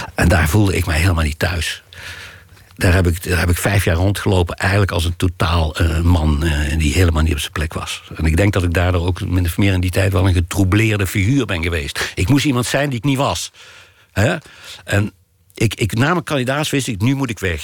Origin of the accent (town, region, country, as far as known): Ravenstein, North Brabant, Netherlands; born or raised there